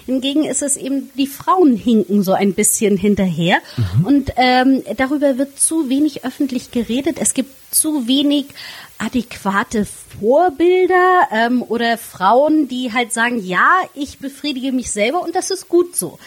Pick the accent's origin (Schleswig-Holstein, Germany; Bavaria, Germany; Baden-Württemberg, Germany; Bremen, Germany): Schleswig-Holstein, Germany; Flensburg; da ich ähm, gebürtige Flensburgerin bin